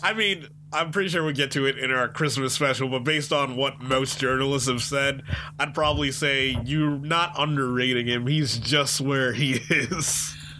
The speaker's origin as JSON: {"language": "English", "country": "United States", "said": "I'm American"}